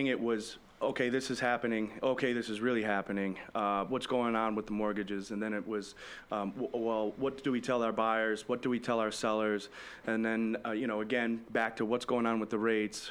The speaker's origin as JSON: {"language": "English", "town": "Holly", "region": "Michigan", "country": "United States", "tie": "born or raised there", "moved": "yes", "lives_now": "Naples, United States", "said": "when I was younger, I was even from Holly, Michigan, a little town called Holly, Michigan"}